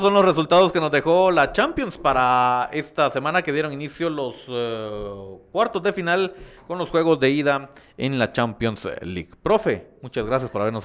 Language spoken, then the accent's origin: Spanish; Guatemala; como guatemalteco